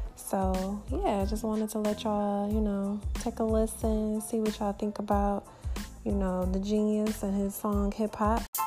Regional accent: Detroit, Michigan, United States; I'm from Detroit

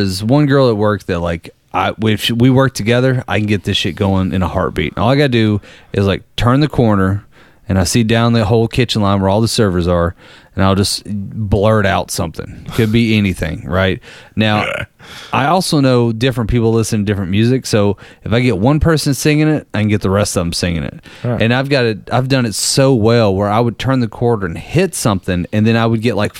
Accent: San Diego, California, United States; Born and raised in San Diego.

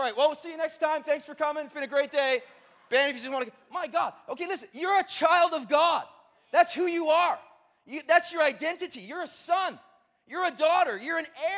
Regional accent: Brockville, Ontario, Canada; I grew up in Brockville, Ontario.

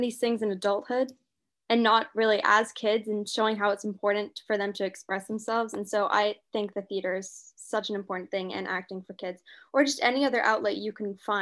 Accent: London, United Kingdom; I mean, my mom's American, but I grew up in London

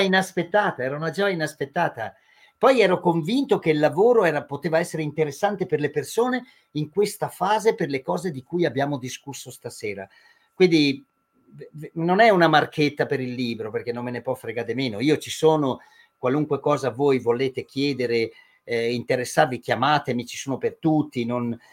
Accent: near Madonna di Campiglio, Trentino-Alto Adige, Italy; delle nostre parti, che sono vicino a Madonna di Campiglio

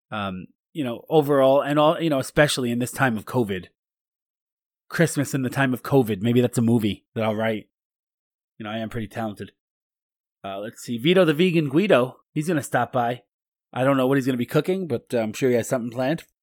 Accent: Kentucky, United States; I'm from Kentucky. I'm a, I'm a Kentucky weasel.

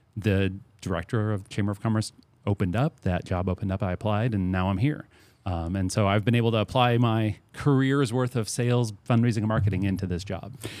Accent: St. Peters, Missouri, United States; moved away as an adult; now in Centralia, United States; I'm from Saint Peter's, Missouri. I'm not from this area.

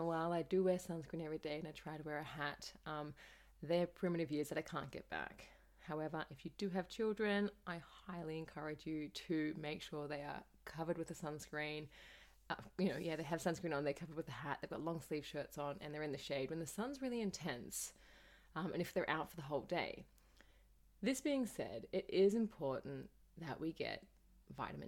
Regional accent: Australia; As a child growing up in Australia

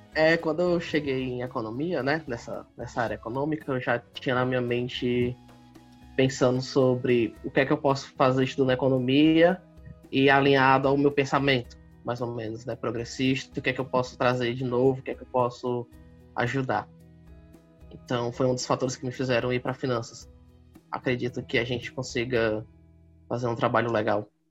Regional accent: Fortaleza metropolitan region, Ceará, Brazil; eu sou aqui da, de Fortaleza, né? Não exatamente de Fortaleza, mas da região metropolitana, da nossa querida capital, do Ceará

